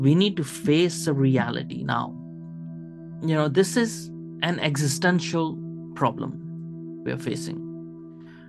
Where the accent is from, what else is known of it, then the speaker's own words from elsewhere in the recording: Pakistan; also born or lived in Kuwait; now in United Kingdom; I was born in Kuwait, as you guys know, but I've lived in Pakistan for 10 years